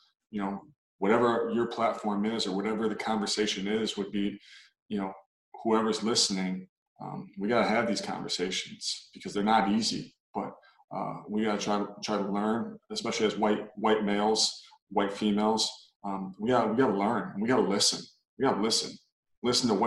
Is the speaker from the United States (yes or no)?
yes; Minneapolis, Minnesota, United States; born or raised there